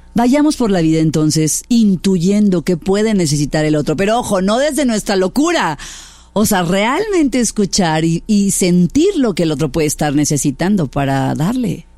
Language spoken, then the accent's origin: Spanish; Mexico; mexicana también